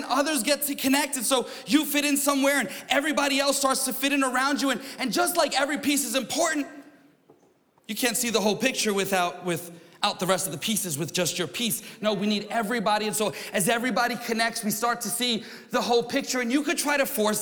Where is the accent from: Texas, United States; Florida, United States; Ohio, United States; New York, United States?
New York, United States; I'm from New York